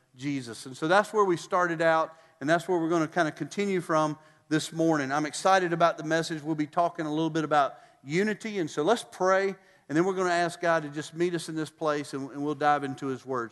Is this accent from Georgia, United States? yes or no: yes; Statesboro, Georgia, United States; moved away; Statesboro, my hometown